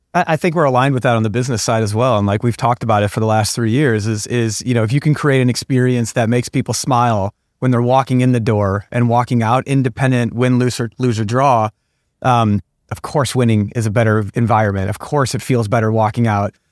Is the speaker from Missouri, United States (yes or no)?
yes; St. Louis, Missouri, United States; I'm born and raised in Saint Louis